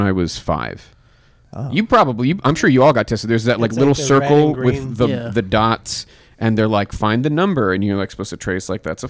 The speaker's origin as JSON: {"language": "English", "town": "Pittsburgh", "region": "Pennsylvania", "country": "United States", "said": "Pittsburgh? Yeah."}